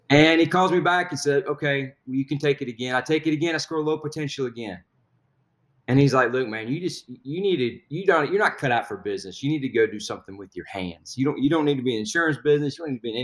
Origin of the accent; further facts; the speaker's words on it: Huntsville, Alabama, United States; I was born in Alabama. Went to high school in Huntsville, Alabama.